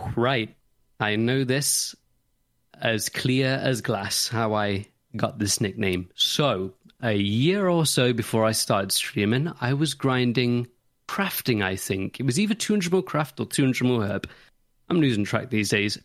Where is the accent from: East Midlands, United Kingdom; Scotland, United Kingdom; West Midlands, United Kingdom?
East Midlands, United Kingdom; Nottingham; I'm from Nottingham